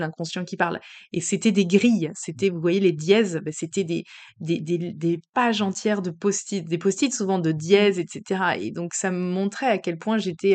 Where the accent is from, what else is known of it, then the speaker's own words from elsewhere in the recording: Paris, Île-de-France, France; on a quitté Paris, qui était notre ville quand même d'adoption, enfin notre ville d'enfance